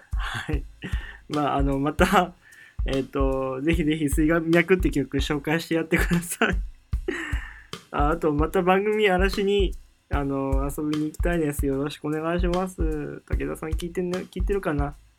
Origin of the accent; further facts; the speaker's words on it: Nagoya, Aichi, Japan; moved away as an adult; now in Tokyo, Japan; 僕の地元は愛知県の名古屋市ってところ